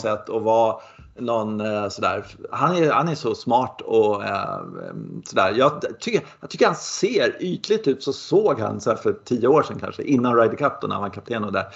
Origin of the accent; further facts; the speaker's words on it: Sweden; jag är svensk